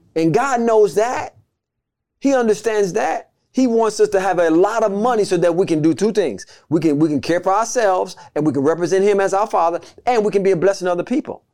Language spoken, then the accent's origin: English; United States; being in America, we're American citizens